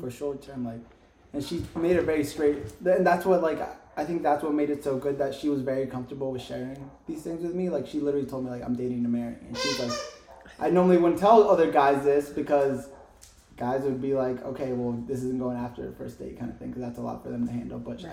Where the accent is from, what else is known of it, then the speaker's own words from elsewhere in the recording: New Jersey, United States; now in Tucson, United States; I'm from Jersey